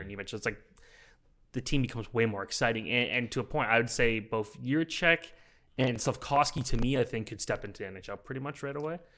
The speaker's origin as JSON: {"language": "English", "town": "Oakville", "region": "Ontario", "country": "Canada", "said": "I'm from Oakville"}